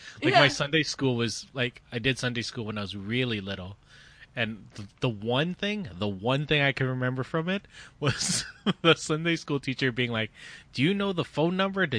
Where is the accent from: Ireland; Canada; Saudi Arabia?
Canada; St. Catharines, Ontario; I grew up in St. Catharines, which is a very Italian city, so well, it was Catholic city.